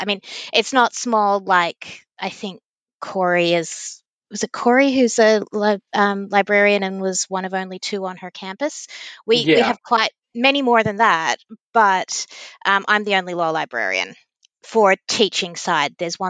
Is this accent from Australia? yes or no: yes; Victoria, Australia; also born or lived in United States; So, yes, I'm Australian. I'm also American, just to make things fun. And I'm a law librarian at a university here in Victoria.